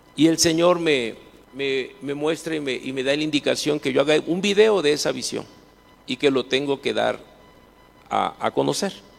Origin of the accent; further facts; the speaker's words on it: Minatitlán, Veracruz, Mexico; La primera refinería que se hizo en toda Latinoamérica está en la ciudad donde yo nací, donde yo vivo, Minatitlán se llama